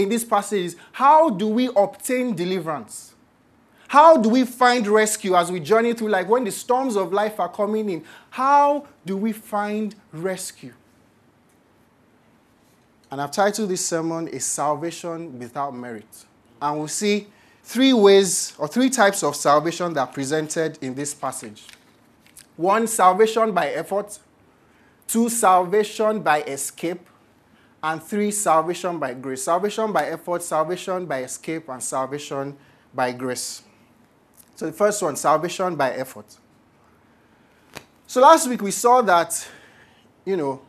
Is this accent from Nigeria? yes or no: yes; Nigeria; as Nigerians